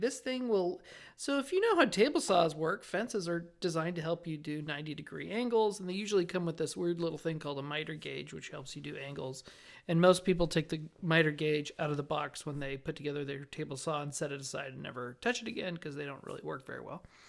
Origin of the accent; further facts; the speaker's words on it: Las Vegas, Nevada, United States; I grew up in Las Vegas